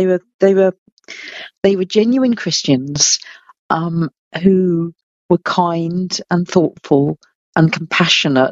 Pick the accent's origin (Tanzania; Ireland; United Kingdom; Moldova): United Kingdom; I'm a Brit.